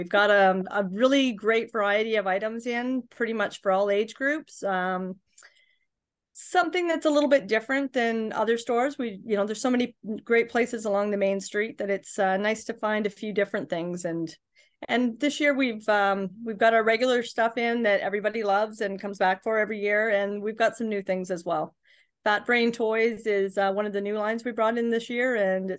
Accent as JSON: {"language": "English", "town": "Carleton Place", "region": "Ontario", "country": "Canada", "tie": "born or raised there", "said": "So I was born in the Carlton Place Hospital when people were still having babies in the Carlton Place Hospital. My big move was from one side of the bridge to the other for a few years, and then I moved back. So I haven't lived anywhere but Carlton Place."}